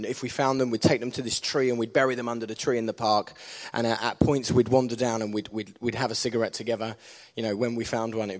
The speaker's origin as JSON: {"language": "English", "town": "Hainault", "region": "East of England", "country": "United Kingdom", "tie": "born or raised there", "moved": "as an adult", "lives_now": "Canterbury, United Kingdom", "said": "I grew up in a place called Hainault, which was right on the outskirts of Essex and London"}